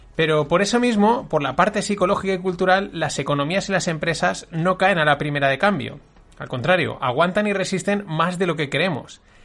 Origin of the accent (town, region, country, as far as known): Spain